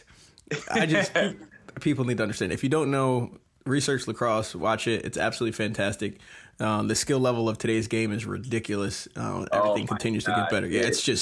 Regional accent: Long Island, New York, United States; moved away; also born or lived in Albany, New York; I'm originally from New York, which you didn't even know, Long Island

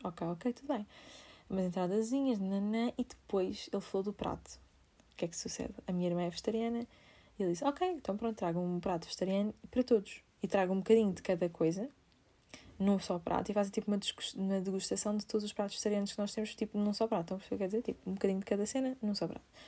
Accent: Amadora, Lisbon, Portugal; sou da Amadora

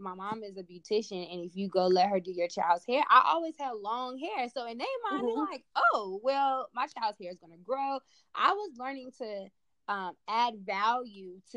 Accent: Charlotte, North Carolina, United States; growing up in Charlotte

